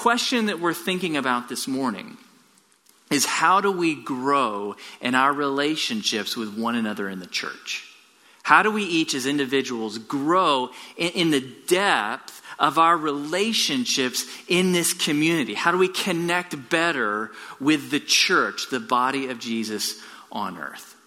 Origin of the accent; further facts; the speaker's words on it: Tomball, Texas, United States; I grew up in Tomball Bible Church, about an hour south of here